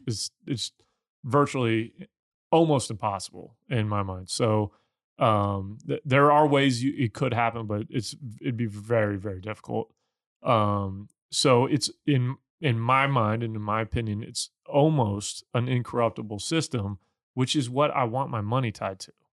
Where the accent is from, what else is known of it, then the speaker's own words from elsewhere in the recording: Missouri, United States; I'm from Missouri as well